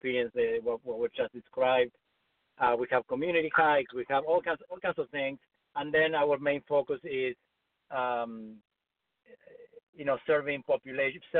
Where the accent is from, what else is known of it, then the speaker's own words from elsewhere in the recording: Argentina; moved away as an adult; now in Los Angeles, United States; I grew up in Argentina, and I came to the States to study with an author